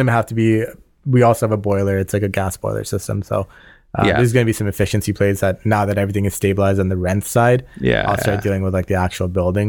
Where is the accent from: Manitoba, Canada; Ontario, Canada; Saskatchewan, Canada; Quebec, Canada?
Ontario, Canada; Scarborough; We grew up just on the Markham Scarborough like borderline.